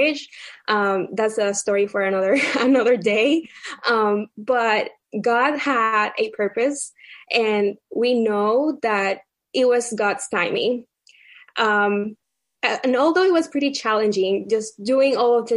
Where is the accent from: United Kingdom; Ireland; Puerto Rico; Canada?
Puerto Rico; moved away as an adult; also born or lived in Baltimore; now in Virginia, United States; my husband and I, we were both born and raised in Puerto Rico